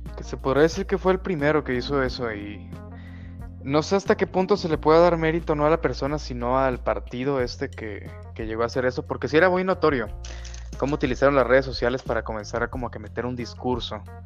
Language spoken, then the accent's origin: Spanish; Guadalajara, Jalisco, Mexico; yo soy de Guadalajara